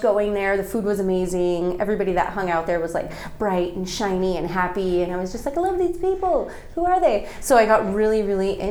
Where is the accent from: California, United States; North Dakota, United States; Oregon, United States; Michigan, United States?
California, United States; Moreno Valley; I'm from Moreno Valley, which is in the Inland Empire, basically on the way to Palm Springs